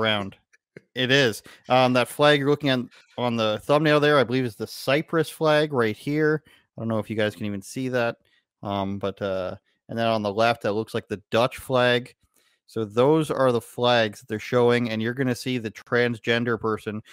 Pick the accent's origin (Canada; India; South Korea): Canada